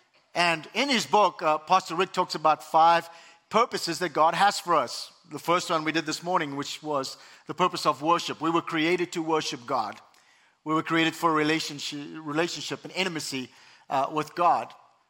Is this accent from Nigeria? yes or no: no; South Africa; now in United States; I have an accent, and originally I was born and raised in South Africa, immigrated to the U.S. 20 years ago